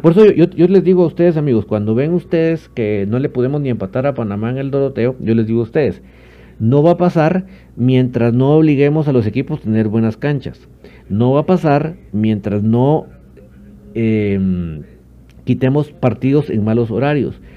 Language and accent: Spanish; Guatemala; Sí soy guatemalteco con mucho orgullo